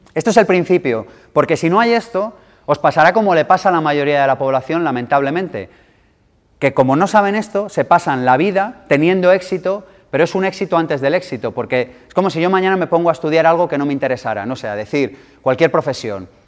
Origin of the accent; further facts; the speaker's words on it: Madrid, Community of Madrid, Spain; nací en el 78 en Madrid